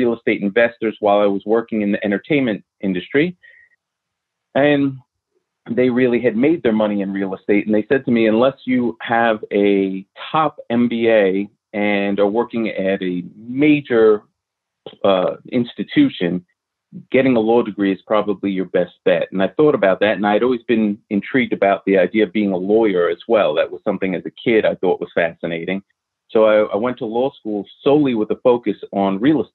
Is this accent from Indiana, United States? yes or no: no; New York City, New York, United States; I grew up in New York City.